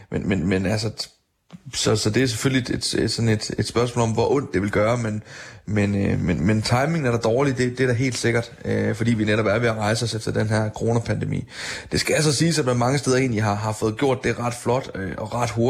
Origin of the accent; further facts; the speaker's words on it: Denmark; man kan konstatere hjemme i Danmark, der, der har vi faktisk formået at gøre det.